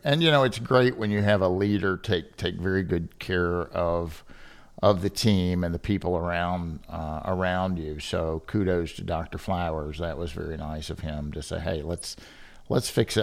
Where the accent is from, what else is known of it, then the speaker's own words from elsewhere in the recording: Kentucky, United States; moved away as an adult; also born or lived in Chicago; originally born and raised in Kentucky, where I'm sitting today